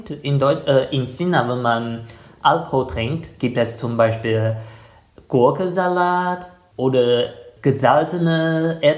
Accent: Germany; Ich finde, als ein Deutscher, der schon sehr viel von der chinesischen Küche kennt

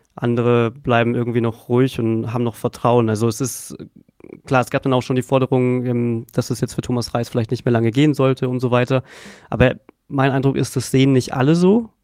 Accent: Unterhaching, Bavaria, Germany; also born or lived in Munich; also ich bin in Unterhaching aufgewachsen

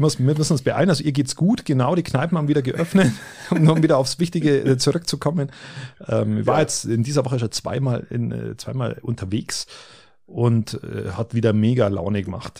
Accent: Germany; bei uns in Deutschland

